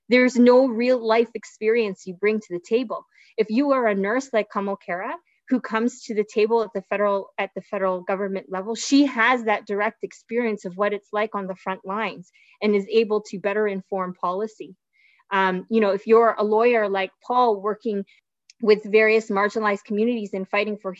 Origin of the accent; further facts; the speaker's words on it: Brampton, Ontario, Canada; growing up here in the city